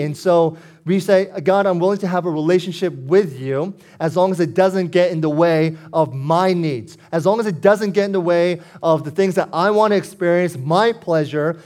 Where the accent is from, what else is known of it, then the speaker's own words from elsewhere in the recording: Foster City, California, United States; I grew up in Foster City practically my whole life, nearly thirty years